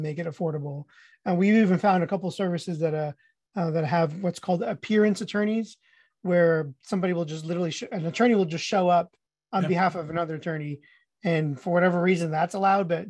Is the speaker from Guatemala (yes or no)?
yes; Guatemala; moved away; I'm Hispanic. I was born in Guatemala